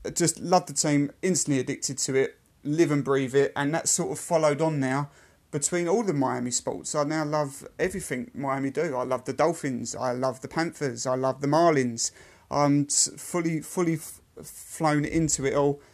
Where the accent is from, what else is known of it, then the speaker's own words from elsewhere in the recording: United Kingdom; I am a Brit